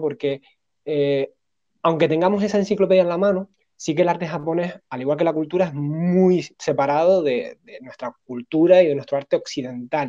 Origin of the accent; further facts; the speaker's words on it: Spain; somos occidentales, somos españoles